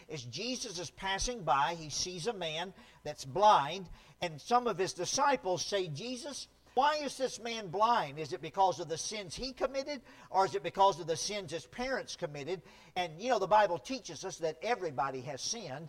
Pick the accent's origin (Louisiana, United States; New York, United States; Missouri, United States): Louisiana, United States; near Shreveport; now in California, United States; where I grew up in Louisiana, there was a time when I was a little boy. I lived out in the country near a big city called Shreveport